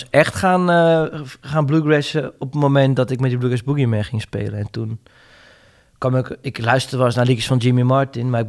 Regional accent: Netherlands; Ik ben, ik ben een Hollander

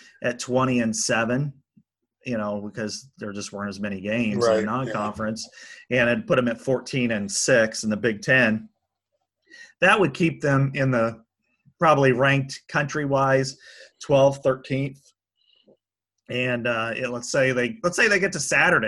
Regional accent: Iowa, United States; moved away; also born or lived in St. Joseph, Missouri; I'm from Iowa

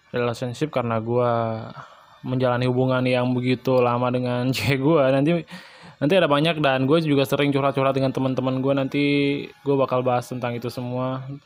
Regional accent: Bali, Indonesia; asal gue dari Bali

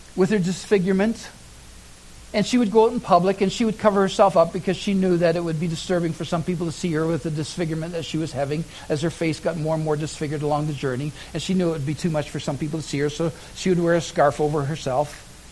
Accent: Oshawa, Ontario, Canada; I lived in Oshawa, Ontario. Uh, that was my hometown. That was where I was born and raised.

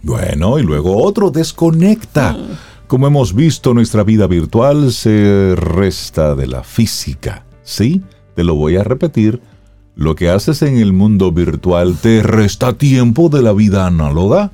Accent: Salcedo, Hermanas Mirabal, Dominican Republic; moved away; yo sé de Salcedo

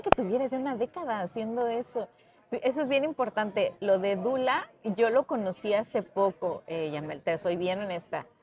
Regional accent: Mexico; como decimos en México.

